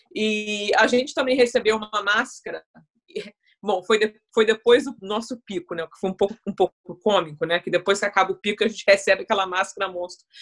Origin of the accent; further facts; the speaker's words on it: Brazil; now in United Kingdom; como brasileira